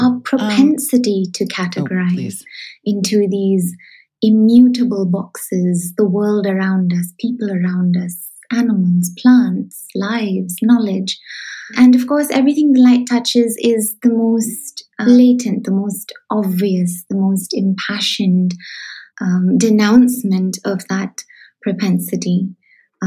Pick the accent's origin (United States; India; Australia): India; Shillong, Meghalaya; moved away; I come from Shillong and I grew up in Shillong